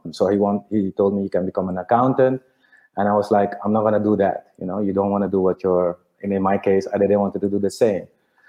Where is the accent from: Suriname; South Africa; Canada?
Suriname; moved away as an adult; also born or lived in Delft, Netherlands / Netherlands; now in Curaçao; I was born and raised in Suriname. So I was born in a hospital, St. Vincentius. And then when I was 5, we moved to the house where, I grew up basically in Maretreta, Bisetstraat. So that's 13, 14 years I've lived there